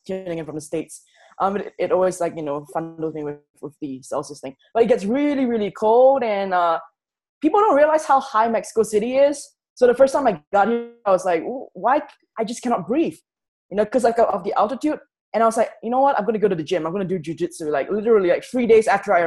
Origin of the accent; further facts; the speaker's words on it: Singapore; moved away as an adult; I'm from Singapore